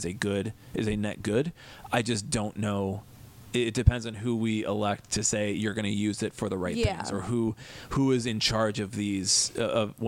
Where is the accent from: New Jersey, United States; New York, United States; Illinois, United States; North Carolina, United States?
Illinois, United States; Des Plaines; now in Chicago, United States; My hometown of Des Plaines